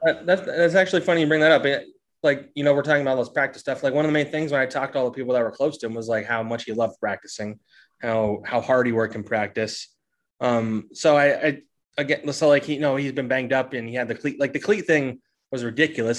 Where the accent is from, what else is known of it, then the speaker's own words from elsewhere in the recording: New Jersey, United States; I grew up in South Jersey.